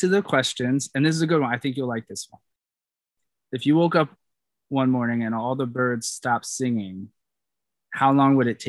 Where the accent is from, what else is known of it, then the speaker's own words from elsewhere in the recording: New York, United States; now in Los Angeles, United States; I'm from New York